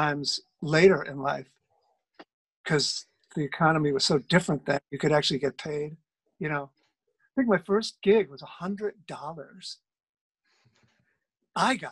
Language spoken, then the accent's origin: English; Chicago, Illinois, United States; moved away as an adult; also born or lived in Boston / New York; now in Germany; I grew up in Chicago